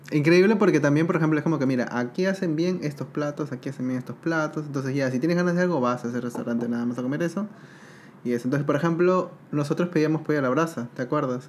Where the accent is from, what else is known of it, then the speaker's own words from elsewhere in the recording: Peru; now in Uruguay; en Perú ya comíamos también bastante tema de lengua